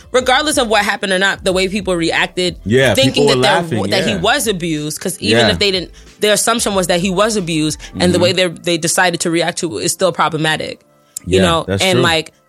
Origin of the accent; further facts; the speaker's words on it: Nigeria; so I'm like Nigerian and my family's Muslim, so you have to understand.